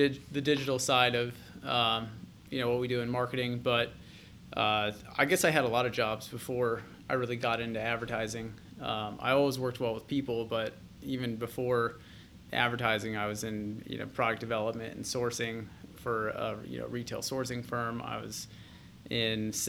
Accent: Gahanna, Ohio, United States; I grew up actually mainly in Columbus, Gahanna

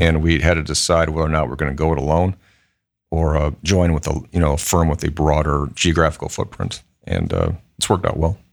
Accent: Michigan, United States; moved away as an adult; now in Columbus, United States; I, um, you know, grew up in Michigan.

